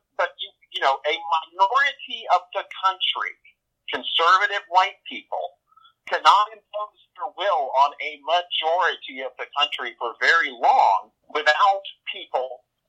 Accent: the South, United States; I'm from the South

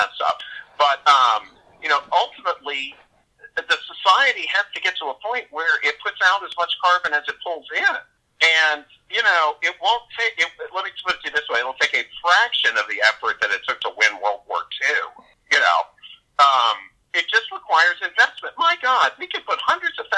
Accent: Texas, United States; I grew up in Texas

